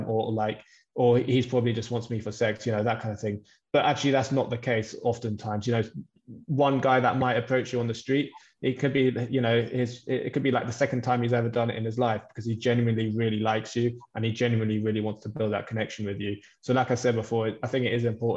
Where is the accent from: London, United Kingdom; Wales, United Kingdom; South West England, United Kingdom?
London, United Kingdom; I'm from London as well